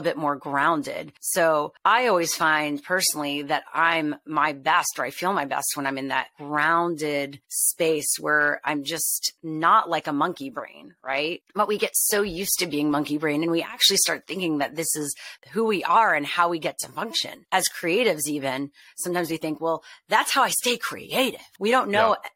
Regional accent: Montreal, Quebec, Canada; I'm from Montreal. So my first internship was Just for Laughs.

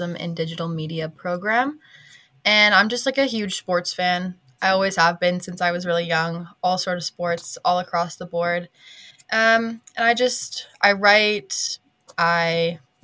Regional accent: Calgary, Alberta, Canada; the Calgary is my hometown team here.

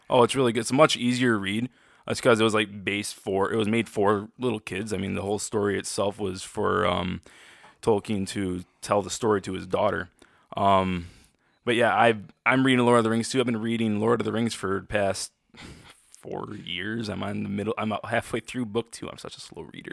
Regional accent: Freeland, Michigan, United States; I was born and raised in Freeland, Michigan, just I'm just near Saginaw, Michigan.

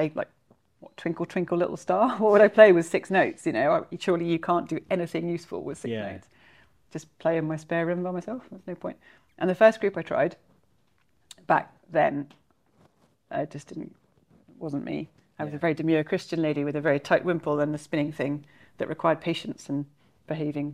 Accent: Suffolk, East of England, United Kingdom; I come from Suffolk, so Sutton Hoo in Suffolk

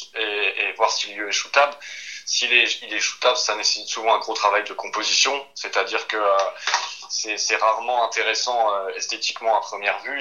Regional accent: Vosges, Grand Est, France; Je suis originaire des Vosges

